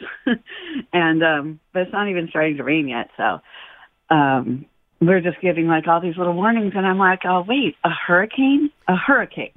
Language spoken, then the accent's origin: English; Southern California, United States; I've born and raised in Southern California, lived here all my life